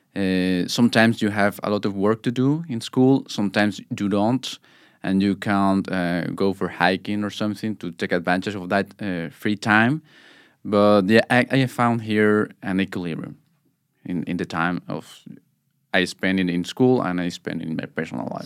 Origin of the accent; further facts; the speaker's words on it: Mexico; now in Norway; I'm from Mexico